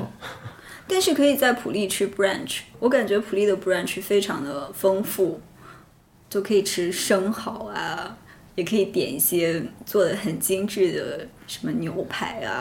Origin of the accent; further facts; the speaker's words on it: Shandong, China; now in Shanghai, China; 我作为一个北方人，山东人